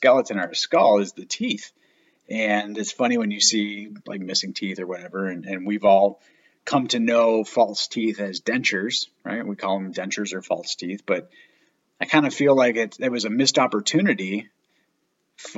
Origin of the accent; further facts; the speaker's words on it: Michigan, United States; moved away; Where I grew up in Michigan